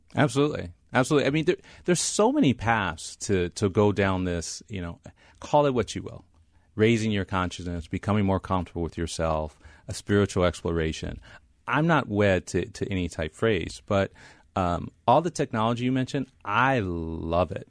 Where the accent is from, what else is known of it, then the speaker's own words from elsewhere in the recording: Midwest, United States; moved away as an adult; also born or lived in Stanford, California; I came from the Midwest